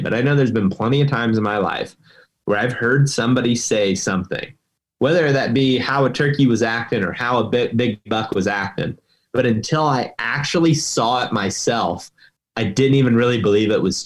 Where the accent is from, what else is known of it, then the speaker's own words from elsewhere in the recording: Ohio, United States; my home state of Ohio